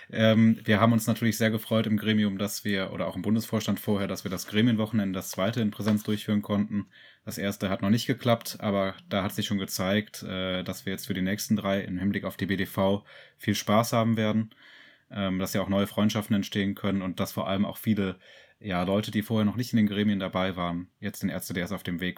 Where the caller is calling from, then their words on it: Bonn, North Rhine-Westphalia, Germany; Ich bin aus meinem WG-Zimmer in Bonn zugeschaltet